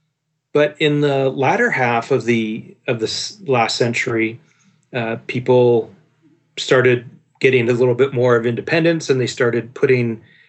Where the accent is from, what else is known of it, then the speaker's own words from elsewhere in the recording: Victoria, British Columbia, Canada; I was born and raised here on the West Coast in Victoria, BC